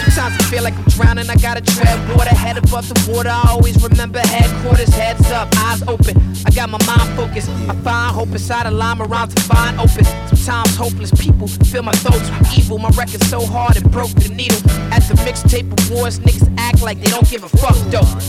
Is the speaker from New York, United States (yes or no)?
yes; Brooklyn, New York, United States; as a kid growing up in Brooklyn, my pops was a DJ.